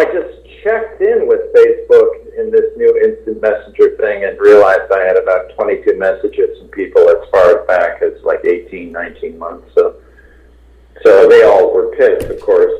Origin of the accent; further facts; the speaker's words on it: Ottawa, Ontario, Canada; moved away as an adult; also born or lived in Montreal / Toronto / New York / Los Angeles; now in United States; I grew up in Ottawa.